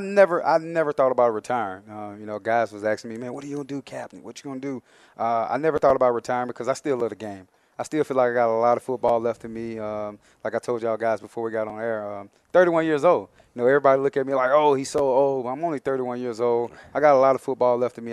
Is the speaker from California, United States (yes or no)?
no; Mobile, Alabama, United States; moved away as an adult; also born or lived in Minnesota; I'm from Mobile, Alabama originally